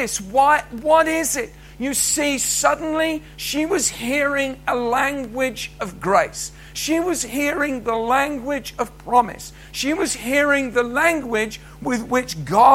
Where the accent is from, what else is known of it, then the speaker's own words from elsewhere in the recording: England, United Kingdom; moved away as an adult; now in Scotland, United Kingdom; when Cheryl and I moved to Scotland that we were English